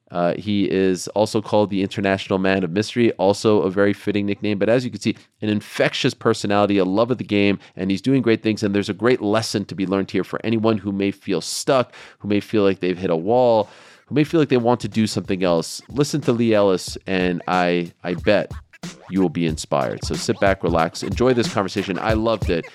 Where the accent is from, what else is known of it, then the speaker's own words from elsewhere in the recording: Canada; growing up in Canada